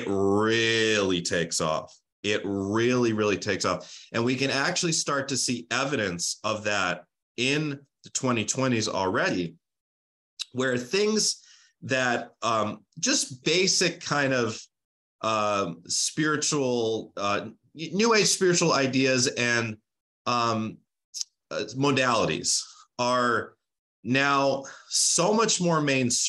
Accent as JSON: {"language": "English", "country": "United States", "said": "I am an American"}